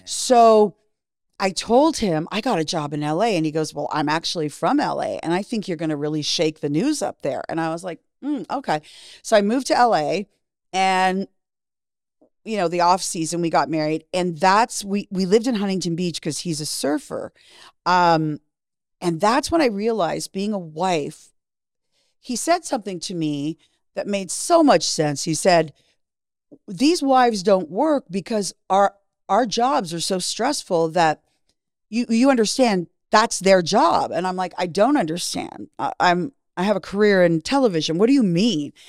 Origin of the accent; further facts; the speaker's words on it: Canada; moved away as an adult; also born or lived in Miami; Growing up in Canada, it was all hockey